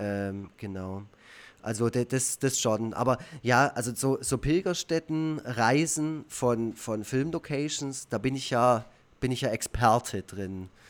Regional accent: Black Forest, Baden-Württemberg, Germany; Schwarzwald, wo ich, wo ich aufgewachsen bin

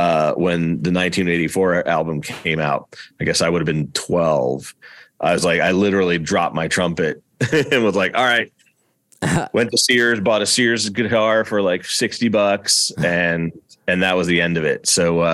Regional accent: Easton, Pennsylvania, United States; also born or lived in Boston; I grew up on the East Coast too. I was born in Boston, and grew up mostly north of Philadelphia, about halfway between New York and Philly, in a place called Easton, Pennsylvania

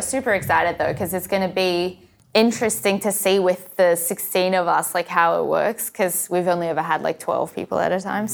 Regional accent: Australia; moved away; I grew up in Australia

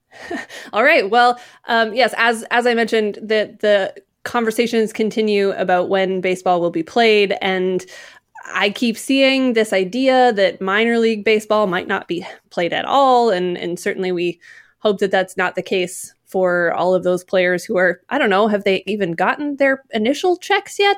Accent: Utah, United States; growing up in Utah at that time

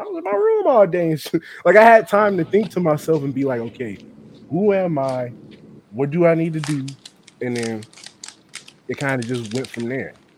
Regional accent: Cincinnati, Ohio, United States; also born or lived in Norwood, Ohio; I'm growing up on the east side, Pleasant Ridge to be exact, the edge of Pleasant Ridge

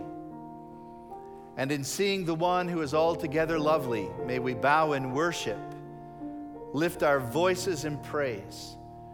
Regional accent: United States; I am an American

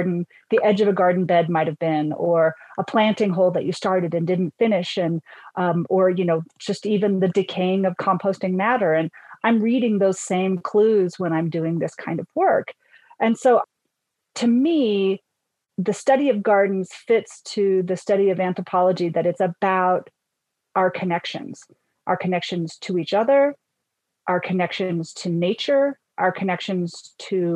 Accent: Northern Utah, United States; now in Colorado, United States; I'm actually originally from Northern Utah, but I will say that the inner Mountain West is my home

